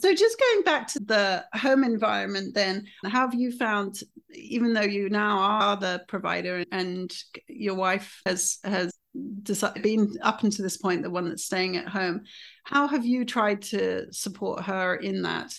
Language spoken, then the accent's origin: English; United Kingdom; as a Brit